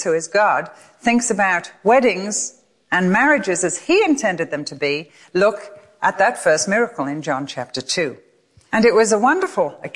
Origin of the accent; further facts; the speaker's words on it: England, United Kingdom; moved away as an adult; now in United States; I come from England